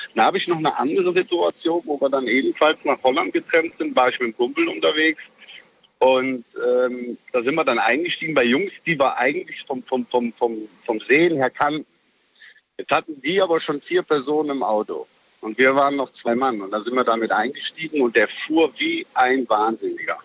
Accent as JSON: {"language": "German", "town": "Mönchengladbach", "region": "North Rhine-Westphalia", "country": "Germany", "tie": "born or raised there", "said": "Ich bin ja in Mönchengladbach groß geworden"}